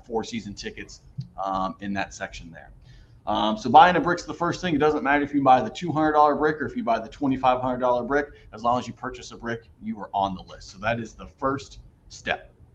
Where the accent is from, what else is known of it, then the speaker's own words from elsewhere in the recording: Columbus, Ohio, United States; moved away; I grew up in Columbus, Ohio, just outside of Columbus, Ohio